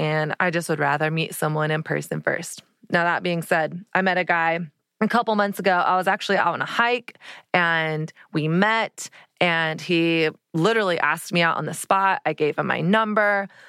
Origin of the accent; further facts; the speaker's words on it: Dallas, Texas, United States; And I realized, oh, I am from Dallas, Texas, where every woman has fake tan, fake boobs, fake eyelashes, hair extensions, Botox, like lip fillers, everything.